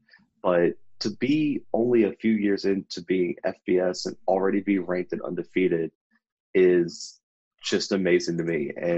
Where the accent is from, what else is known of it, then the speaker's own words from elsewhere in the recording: Mobile, Alabama, United States; we're both from Mobile